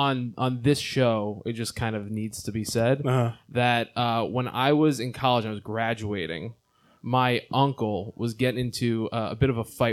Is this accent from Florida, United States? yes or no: no; Long Island, New York, United States; I'm from Long Island.